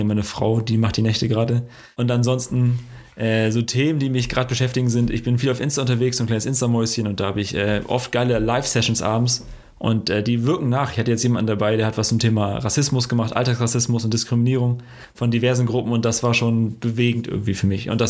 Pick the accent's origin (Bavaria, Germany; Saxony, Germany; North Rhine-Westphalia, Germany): North Rhine-Westphalia, Germany; Dortmund; Also, warum bist du Frankfurter, warum bin ich Dortmunder?